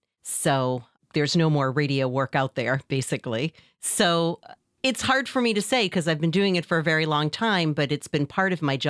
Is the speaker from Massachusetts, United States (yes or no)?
yes; Massachusetts, United States; I'm from the North Shore of Massachusetts.